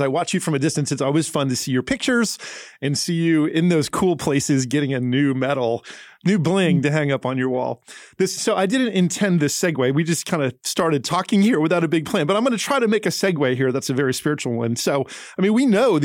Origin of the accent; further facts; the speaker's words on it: New Jersey, United States; also born or lived in California / Florida / Tennessee; now in Nashville, United States; So I grew up in New Jersey, lived in California, in Florida, and in Tennessee.